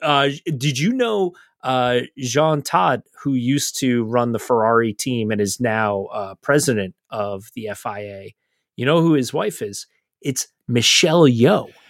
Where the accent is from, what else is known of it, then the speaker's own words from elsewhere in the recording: United States; as American fans